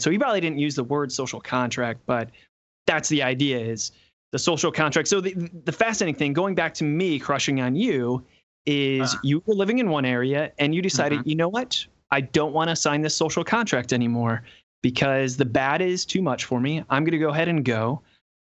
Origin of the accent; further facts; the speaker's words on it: Cleveland, Ohio, United States; I'm from Cleveland